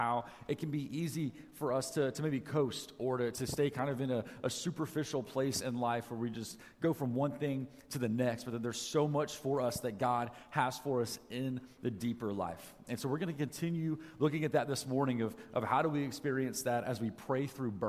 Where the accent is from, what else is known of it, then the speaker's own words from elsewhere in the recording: Atlanta, Georgia, United States; moved away as an adult; now in Alaska, United States; I grew up in Atlanta, Georgia. That's where I've always lived before we moved up here